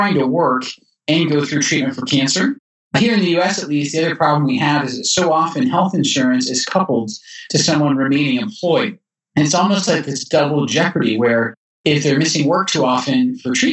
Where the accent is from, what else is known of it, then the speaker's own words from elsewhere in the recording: Edinburgh, Scotland, United Kingdom; also born or lived in Texas; now in Utah, United States; I was growing up as a boy in Scotland that going from Edinburgh, where I live, to see my grandmother in Glasgow